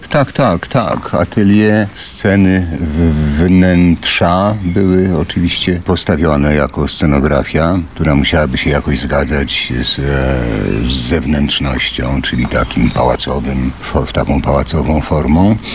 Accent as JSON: {"language": "Polish", "town": "Warsaw", "region": "Masovian Voivodeship", "country": "Poland", "tie": "born or raised there", "also_born_or_lived": "Łódź", "said": "mieszkaliśmy w Warszawie po, po, po, po krótkim pobycie w Łodzi"}